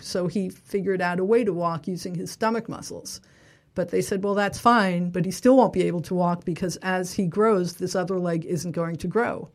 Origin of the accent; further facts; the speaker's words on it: New York City, New York, United States; I grew up in Little Neck in Queens.